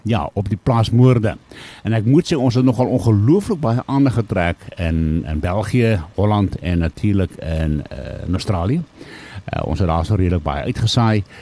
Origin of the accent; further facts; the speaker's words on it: Lowveld, Limpopo, South Africa; hier waar ek vandaan kom